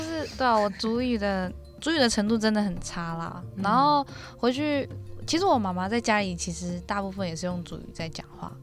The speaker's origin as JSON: {"language": "Chinese", "region": "Taipei", "country": "Taiwan", "tie": "born or raised there", "also_born_or_lived": "Taitung", "said": "我其实是在台东出生，但是我有记忆以来的时候，我已经在台北了"}